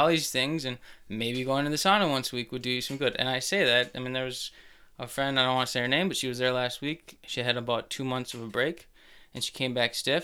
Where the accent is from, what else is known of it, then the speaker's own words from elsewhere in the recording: Plymouth, Minnesota, United States; Grew up in Plymouth.